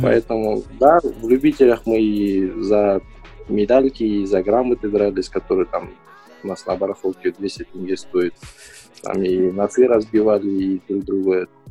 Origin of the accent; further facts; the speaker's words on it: Kazakhstan; мы, казахи, казахстанцы